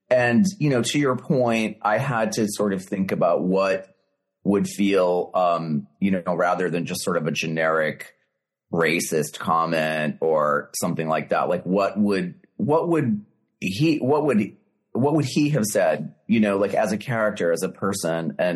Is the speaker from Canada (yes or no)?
no; Boston, Massachusetts, United States; accent: Boston; my Boston accent, you know, that I still had at the time